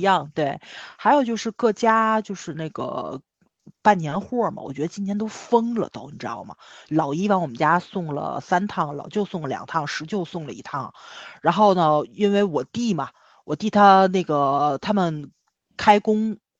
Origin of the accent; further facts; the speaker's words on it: Tianjin, China; 我们天津人就是喜欢大悲院啊或者娘娘庙啊去拜一拜